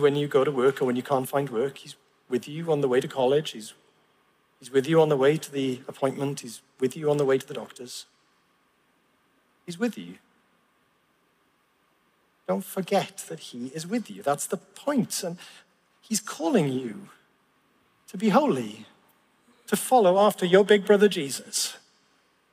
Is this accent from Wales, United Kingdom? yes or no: yes; Llanelli, Wales, United Kingdom; I grew up in Llanelli